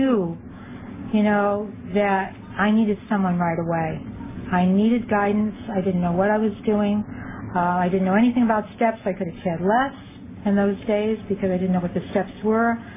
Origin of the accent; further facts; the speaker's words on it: Rhode Island, United States; moved away as an adult; also born or lived in Fallon, Nevada; now in Los Angeles County, United States; We moved from Rhode Island, which is where I'm from, to the West Coast